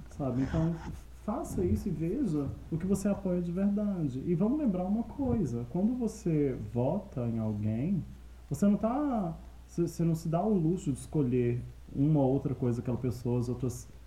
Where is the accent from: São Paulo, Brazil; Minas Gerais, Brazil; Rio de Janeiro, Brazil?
Minas Gerais, Brazil; now in Curitiba, Brazil; Eu sou de Minas.